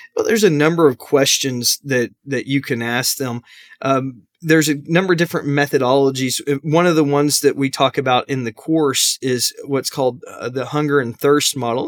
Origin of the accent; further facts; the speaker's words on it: Arlington, Texas, United States; I grew up in Arlington, Texas